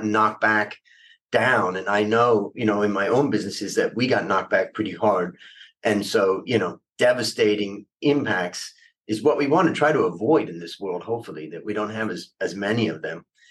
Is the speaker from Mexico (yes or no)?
no; Thailand